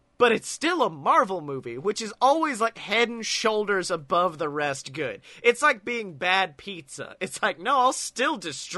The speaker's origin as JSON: {"language": "English", "region": "the South", "country": "United States", "tie": "born or raised there", "said": "I was raised in the South, big man."}